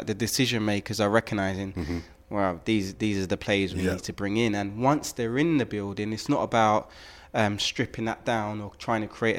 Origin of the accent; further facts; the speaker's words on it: London, United Kingdom; You know, I'm from South London. Yeah. We got this.